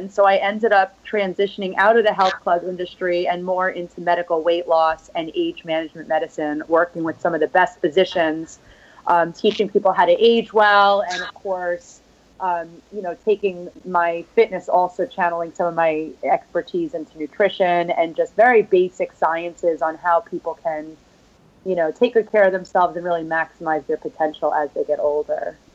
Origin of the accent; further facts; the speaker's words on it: New York, United States; Um, I'm from New York, so you could